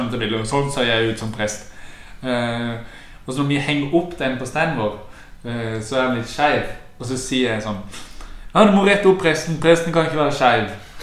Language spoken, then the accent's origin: Norwegian; Sørlandet, Agder, Norway